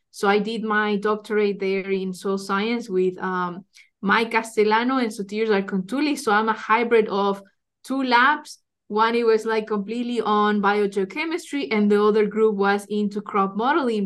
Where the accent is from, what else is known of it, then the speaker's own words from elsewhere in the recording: Ecuador; moved away as an adult; also born or lived in Iowa, United States; now in Lincoln, United States; I'm originally from Ecuador